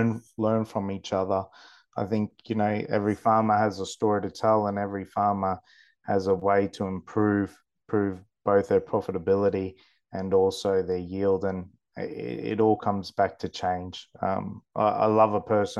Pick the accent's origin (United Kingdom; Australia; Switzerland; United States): Australia; the Burdekin, Queensland; born and bred in the Burdekin, sugar is my life